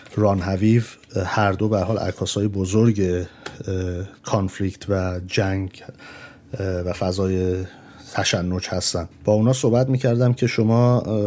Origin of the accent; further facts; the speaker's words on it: Tehran, Tehran Province, Iran; moved away; توی جنگ بزرگ شدیم من مادرم نرس بوده برای همین هستش یعنی نرس هست هنوز ولی اون موقع در ایران ما وقتی موشک باران بود فرار میکردیم میرفتیم بیرون از تهران